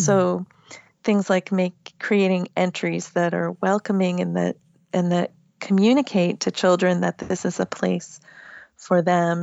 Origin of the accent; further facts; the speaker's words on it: Massachusetts, United States; now in Virginia, United States; I live in Virginia now, but I grew up in Massachusetts